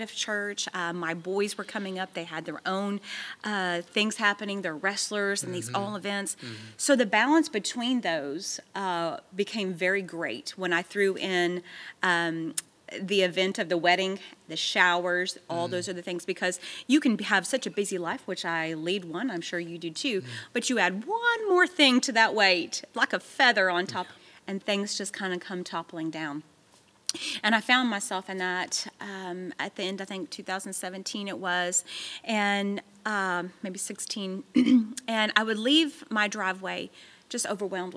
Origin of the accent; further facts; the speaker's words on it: Texas, United States; moved away as an adult; now in Tennessee, United States; we're from Texas, and we had all of our family back in Texas